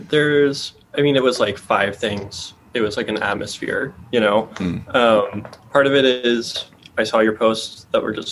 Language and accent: English; Austin, Texas, United States; Austin, Texas.